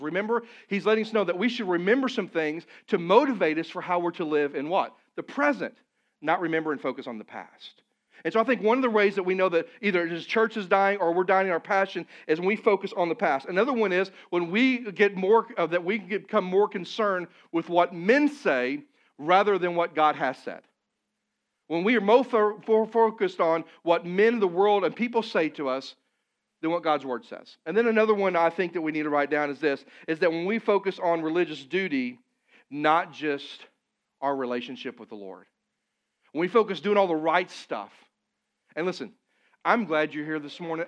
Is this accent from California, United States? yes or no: no; Poplar Bluff, Missouri, United States; moved away; Papa Bluff, my hometown, it's not a large community, it's about seventeen, eighteen thousand people